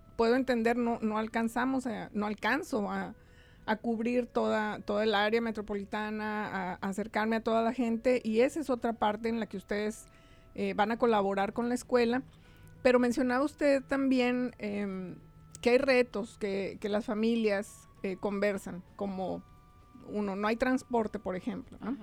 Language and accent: Spanish; Mexico; moved away as an adult; now in United States; Yo llegué directito de México buscando una escuela para mis hijos